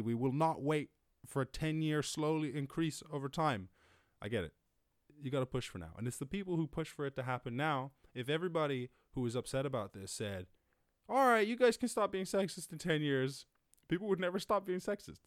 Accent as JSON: {"language": "English", "town": "Cork", "region": "Munster", "country": "Ireland", "tie": "born or raised there", "said": "I was born up in Cork"}